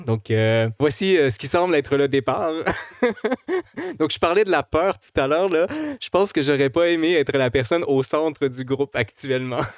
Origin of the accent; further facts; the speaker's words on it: Quebec, Canada; en tant que Québécois